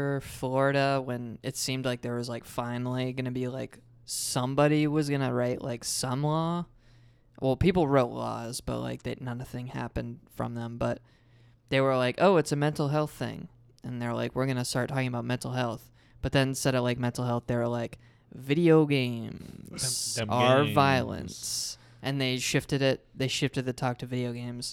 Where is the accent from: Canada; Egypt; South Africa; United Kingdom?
Canada; born there; I'm Canadian born.